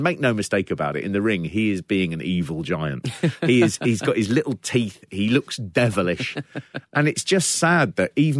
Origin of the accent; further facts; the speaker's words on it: United Kingdom; I'm British